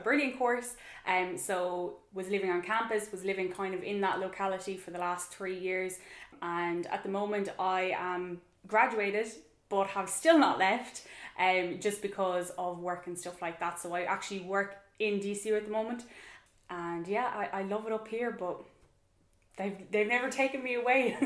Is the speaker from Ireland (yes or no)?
yes; Tralee, Munster, Ireland; moved away as an adult; also born or lived in Killarney; now in Dublin, Ireland; I was born and raised in Tralee in kind of North Kerry